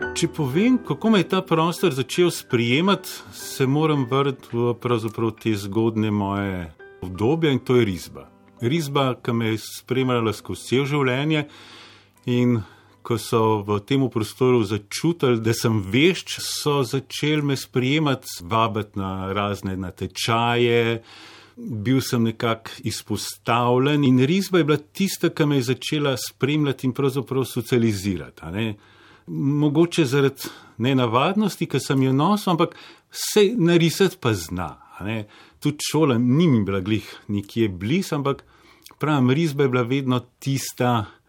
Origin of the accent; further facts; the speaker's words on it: Bled, Upper Carniola, Slovenia; also born or lived in Zagreb, Croatia / Paris, France; Kasneje, ko smo pa prišli iz Francije, sem pa prišel pač v Slovenijo na Bled ne